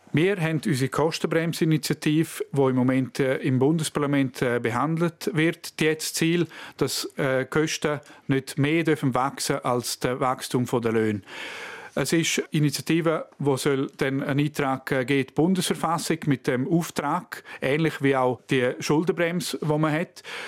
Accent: Surselva, Graubünden, Switzerland; Ich komme aus der Surselva

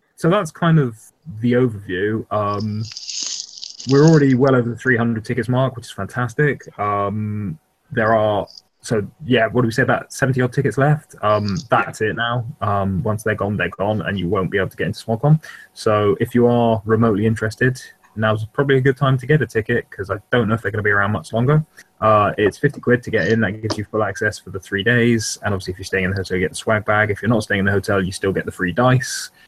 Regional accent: United Kingdom; we're British, not American

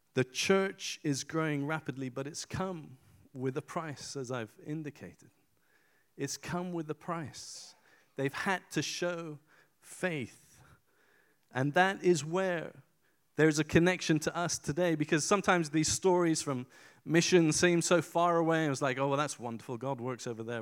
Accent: Iran; moved away; I was born in Iran in 1974.

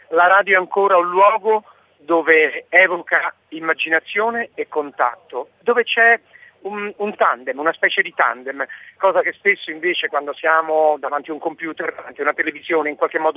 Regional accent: Calabria, Italy; also born or lived in Rome; Eh, sono nato a Roma, ma in realtà sono di adozione calabrese e quindi in realtà sono stato fino a vent'anni in Calabria

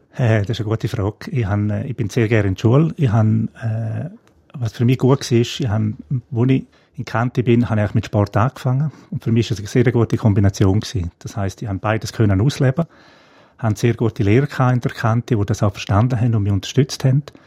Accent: Domat/Ems, Graubünden, Switzerland; now in Engadin, Switzerland; ich bin mit neun Geschwistern äh, in Domadems aufgewachsen

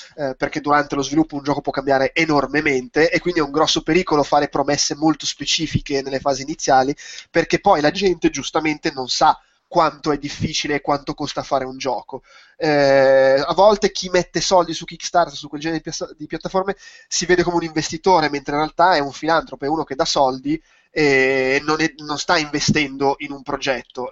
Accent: Milan, Lombardy, Italy; per me, che sono milanese

